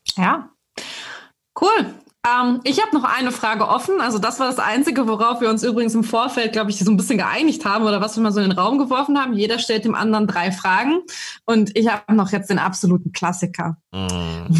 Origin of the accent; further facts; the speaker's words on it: Germany; bei uns in Deutschland